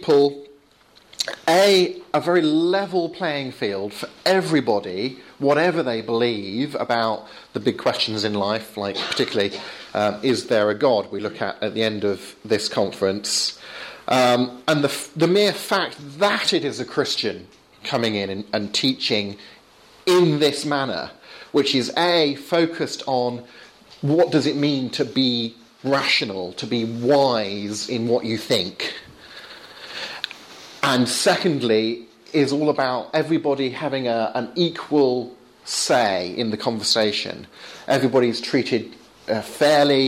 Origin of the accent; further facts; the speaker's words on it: Portsmouth, South East England, United Kingdom; moved away; I came from Portsmouth, which is a city right down on the south coast